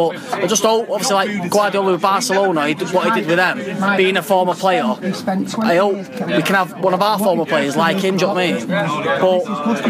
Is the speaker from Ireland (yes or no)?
no; Wimbledon, London, United Kingdom; Yes, Wimbledon, mate.